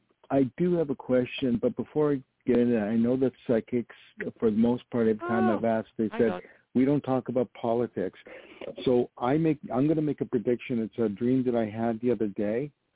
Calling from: New York, United States; calling from New York.

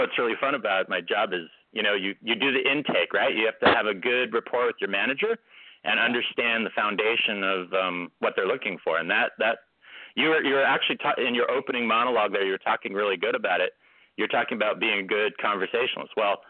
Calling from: California, United States; I'm actually calling from California today.

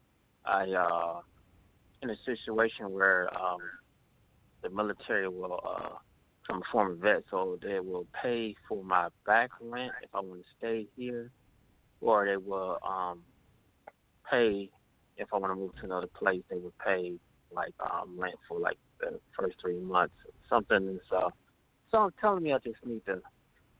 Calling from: Cleveland, Ohio, United States; calling from Cleveland, Ohio

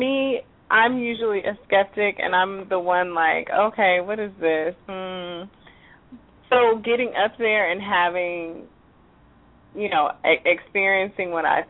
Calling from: Houston, Texas, United States; I'm calling from Houston.

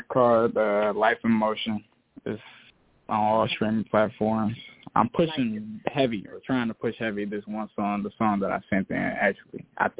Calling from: Detroit, Michigan, United States; I'm calling from Detroit, Michigan.

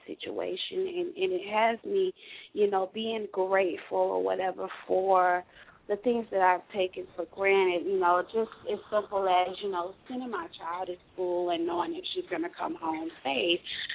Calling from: Florida, United States; I'm calling from Florida

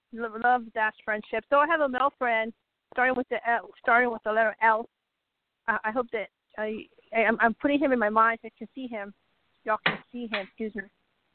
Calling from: Arizona, United States; Hi, Utah, Arizona.

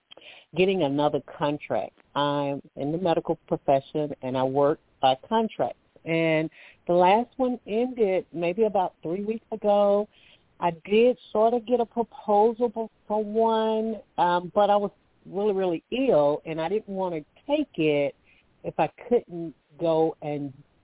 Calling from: Alabama, United States; calling from Alabama.

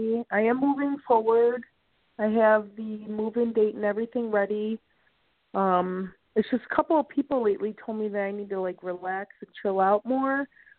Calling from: Illinois, United States; from Illinois.

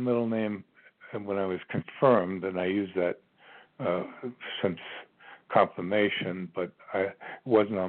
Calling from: Virginia, United States; I'm calling from Virginia.

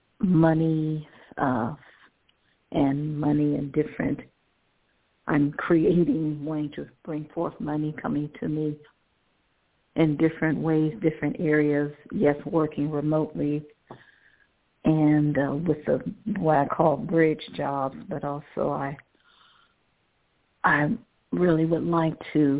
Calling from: Cleveland, Ohio, United States; I'm calling from Cleveland, Ohio. Thank you for taking my call.

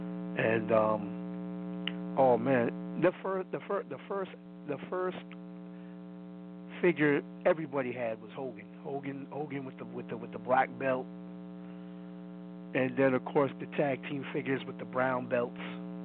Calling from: Brooklyn, New York, United States; from Brooklyn.

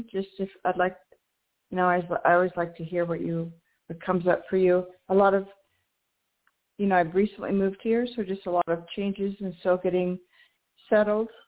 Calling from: New Mexico, United States; I'm calling from New Mexico.

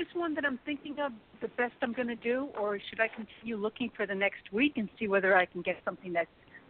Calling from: New York, United States; I'm calling from New York

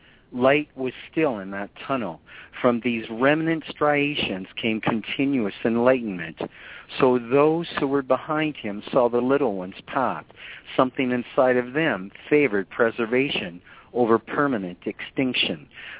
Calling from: Canada; I'm calling you from Canada, sir.

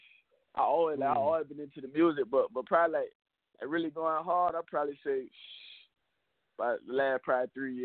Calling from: St. Helena, South Carolina, United States; I'm calling from South Carolina down here in Helena, South Carolina, the Low Country.

